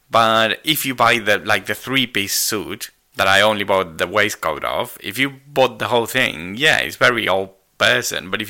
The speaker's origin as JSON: {"language": "English", "country": "United Kingdom", "said": "And I'm British."}